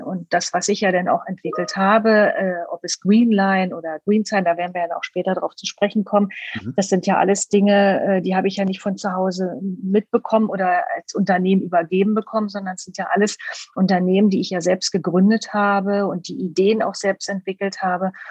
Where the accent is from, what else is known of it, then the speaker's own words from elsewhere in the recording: Berlin, Germany; Ich komme ja aus Berlin